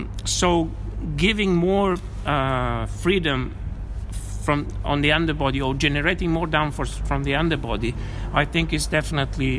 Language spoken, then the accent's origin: English; Rome, Lazio, Italy; I come from Rome.